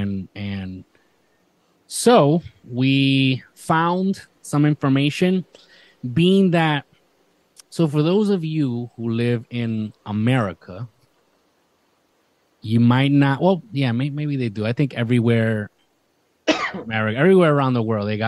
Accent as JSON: {"language": "English", "town": "Isabela", "country": "Puerto Rico", "tie": "born or raised there", "moved": "yes", "said": "my hometown of Isabela"}